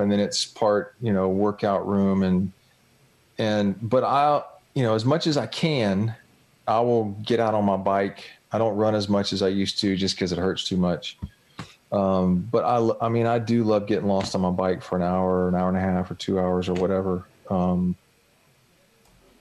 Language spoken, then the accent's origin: English; Jacksonville, Florida, United States; born or raised there